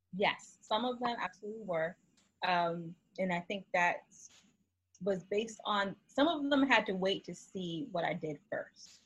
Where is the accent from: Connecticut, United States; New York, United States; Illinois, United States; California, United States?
Connecticut, United States; moved away as an adult; also born or lived in Miami, Florida / Boston, Massachusetts; now in Maryland, United States; I'm originally from Connecticut, actually, born and raised